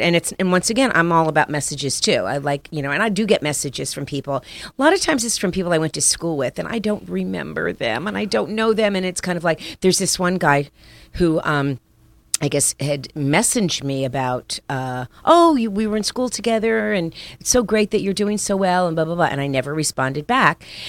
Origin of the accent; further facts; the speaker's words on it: Miami, Florida, United States; also born or lived in Paterson, New Jersey; I grew up in Miami